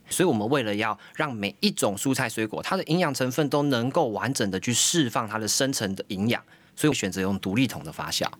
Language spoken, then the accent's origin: Chinese; Taiwan; 我们台湾人非常厉害